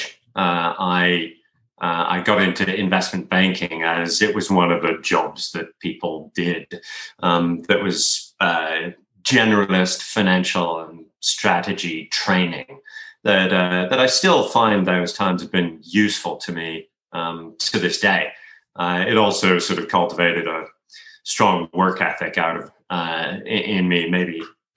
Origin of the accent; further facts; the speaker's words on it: United Kingdom; also born or lived in United States / France; I grew up for the most part in the UK